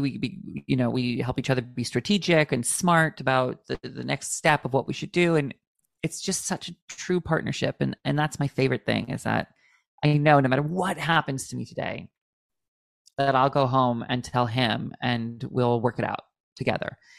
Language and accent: English; Washington, United States; also born or lived in Palm Springs / Los Angeles; now in Long Island, United States; where I grew up in Washington State